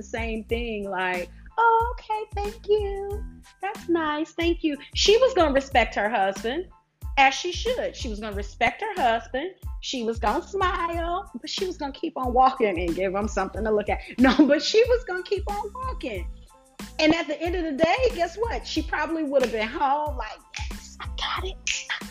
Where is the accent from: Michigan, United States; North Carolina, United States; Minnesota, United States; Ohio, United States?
Michigan, United States; Detroit; I'm from Detroit